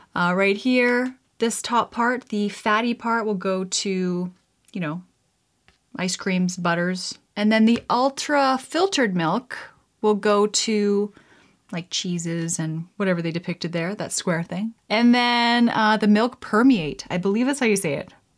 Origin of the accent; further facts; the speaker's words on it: Canada; being Canadian myself